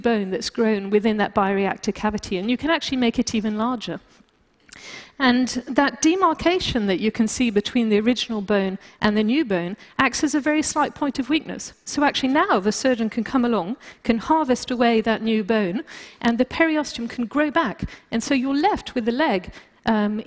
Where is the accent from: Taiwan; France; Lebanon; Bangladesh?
France; moved away; also born or lived in United Kingdom; being British and also growing up in France